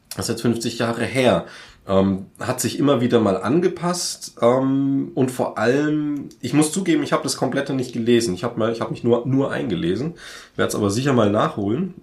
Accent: Franconia, Bavaria, Germany; ich komme aus dem Frankenland

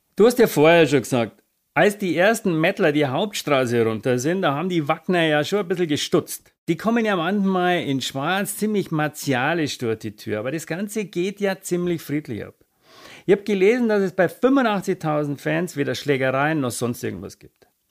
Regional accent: Itzehoe, Schleswig-Holstein, Germany; Ich bin geboren in Itzehoe. Bei Wacken. Oder Wacken bei Itzehoe.

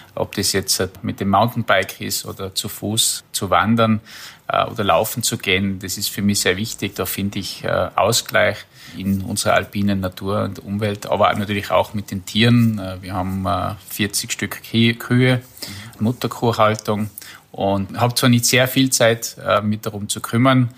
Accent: Kitzbühel District, Tyrol, Austria; Ich komme ja aus dem Bezirk Kitzbühel

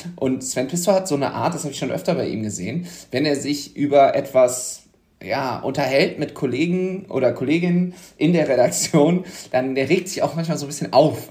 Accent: Düsseldorf, North Rhine-Westphalia, Germany; ich bin ja gebürtiger Düsseldorfer, aber auch an der Grenze zum Ruhrgebiet aufgewachsen, weil der Stadtteil, wo ich herkomme, ist direkt an der Grenze zu Duisburg

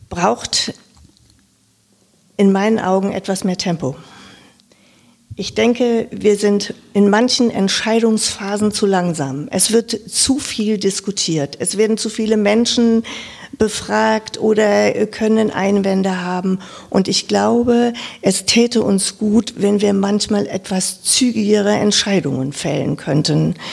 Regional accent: Lower Saxony, Germany; now in Wiesbaden, Germany; wie man vielleicht auch an meiner Sprache schon hört, ich bin aus Niedersachsen, aus dem Norden dieser Republik, bin in einem 5000 Seelendorf ähm, aufgewachsen als viertes Kind

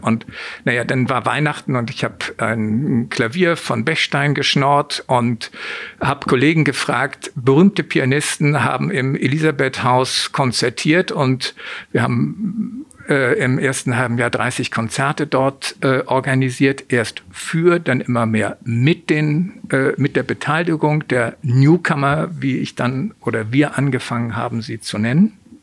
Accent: Hamburg, Germany; Ich bin in Hamburg geboren, aufgewachsen

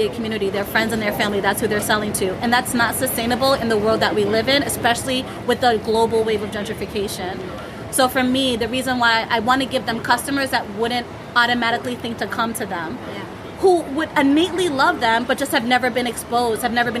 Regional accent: Florida, United States; also born or lived in Jamaica / Harlem, New York; now in New York, United States; I'm Jamaican. I grew up in Florida.

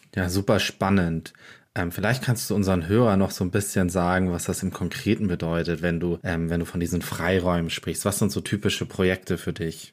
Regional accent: Germany; bei uns in Deutschland

